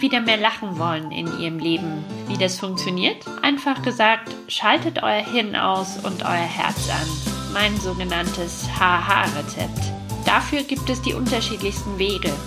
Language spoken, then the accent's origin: German; East Germany, Germany; also born or lived in Munich; now in Chiemgau, Germany; Ist ja meine Heimat sozusagen